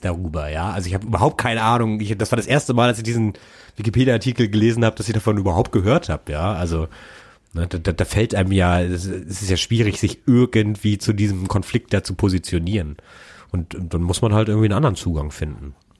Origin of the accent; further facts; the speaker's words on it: Germany; als Deutscher